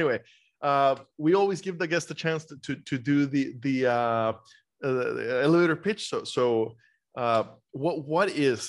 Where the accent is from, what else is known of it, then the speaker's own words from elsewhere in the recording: Costa Rica; moved away as an adult; also born or lived in Iowa; now in United States; So, born and raised in Costa Rica and I went to school in Iowa and spent 10 years there.